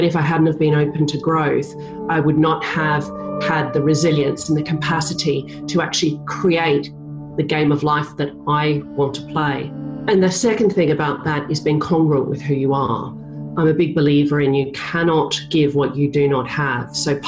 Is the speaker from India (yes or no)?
no; Australia; I am Australian.